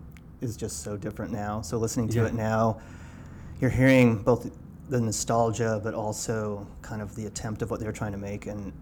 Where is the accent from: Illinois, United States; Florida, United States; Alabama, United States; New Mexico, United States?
New Mexico, United States; Santa Fe; also born or lived in Colorado / Southwest; growing up in New Mexico, there was kind of like a really good, healthy punk scene there.